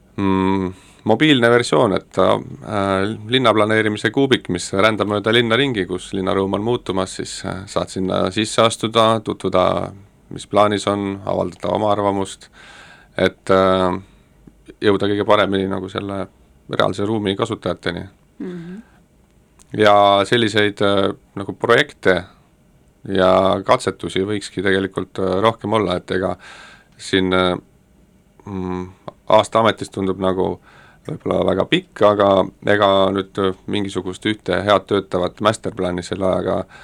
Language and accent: Estonian; Tallinn, Harju County, Estonia; ma olin põline nõmmekas